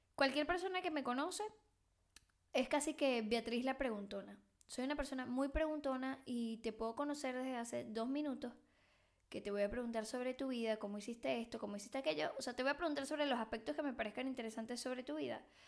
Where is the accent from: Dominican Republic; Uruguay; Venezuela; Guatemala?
Venezuela; also born or lived in Mexico; now in Barcelona, Spain; yo soy venezolana, que vivió en México y vive en Barcelona